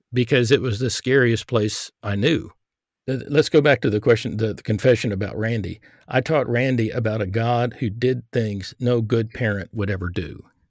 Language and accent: English; Texas, United States; I grew up in Texas